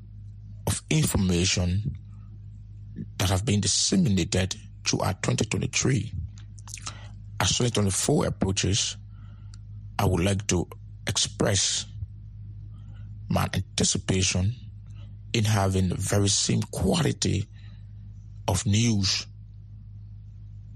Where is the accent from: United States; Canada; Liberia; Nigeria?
Liberia; Monrovia, Montserrado; I'm from Monrovia